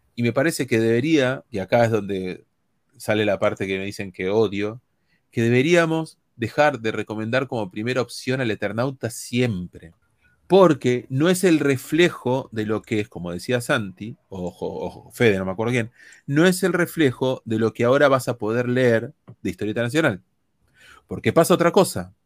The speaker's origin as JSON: {"language": "Spanish", "country": "Argentina", "said": "somos nosotros argentinos"}